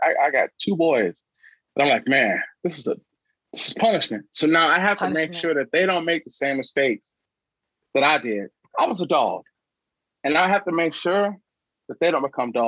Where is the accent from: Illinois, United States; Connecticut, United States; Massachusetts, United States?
Illinois, United States; Chicago; also born or lived in Troy, Alabama; I grew up in the Chicagoland area